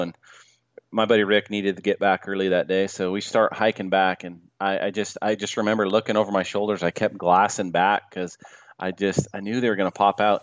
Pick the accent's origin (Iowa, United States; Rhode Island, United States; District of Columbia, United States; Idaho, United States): Idaho, United States; Salmon; I grew up in Salmon, Idaho